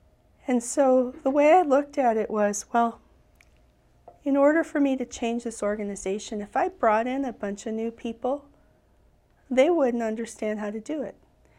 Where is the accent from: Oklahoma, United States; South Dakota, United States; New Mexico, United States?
South Dakota, United States; even though I'm American Indian, I'm Rosebud Sioux